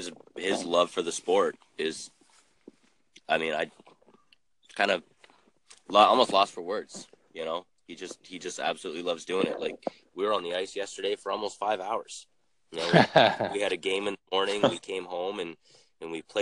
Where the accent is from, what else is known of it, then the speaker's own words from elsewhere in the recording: Canada; growing up in Canada